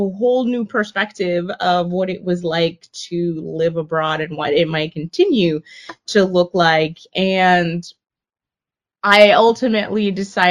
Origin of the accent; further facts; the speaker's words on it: Miami, Florida, United States; moved away as an adult; also born or lived in Washington, District of Columbia, United States / Madrid / New Orleans; now in Atlanta, United States; I'm from Miami, Florida. Grew up down there.